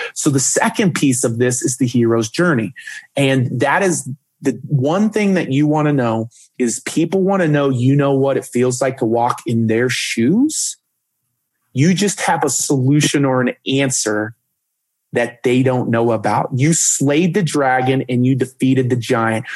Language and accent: English; Dallas, Texas, United States; I grew up in Dallas, Texas with my parents